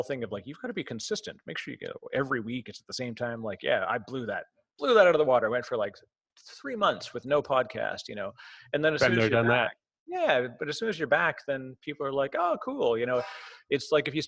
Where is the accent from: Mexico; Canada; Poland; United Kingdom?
Canada; I'm Canadian. So I sound strange